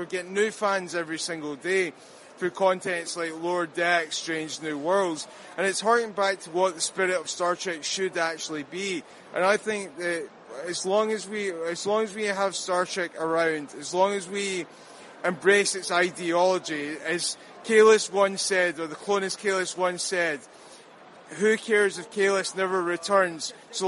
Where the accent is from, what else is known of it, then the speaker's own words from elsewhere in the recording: Glasgow, Scotland, United Kingdom; Scotland, Glasgow.